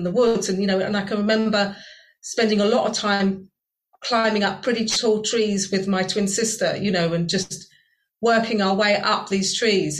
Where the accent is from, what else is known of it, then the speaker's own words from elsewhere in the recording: Virginia Water, South East England, United Kingdom; moved away as an adult; now in Sheffield, United Kingdom; when I go back to where I grew up in Virginia Water and I walk around the woods in Virginia Water where I grew up in southern England